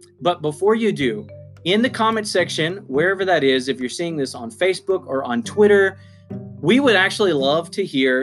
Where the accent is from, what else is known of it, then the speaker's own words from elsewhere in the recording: United States; as you can already tell by my accent, I am an American. I live on the East Coast in the South.